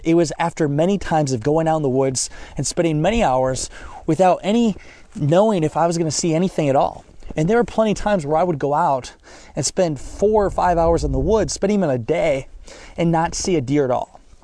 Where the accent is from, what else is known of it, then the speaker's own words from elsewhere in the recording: Northeast Iowa, United States; moved away as an adult; now in Orlando, United States; I grew up in Northeast Iowa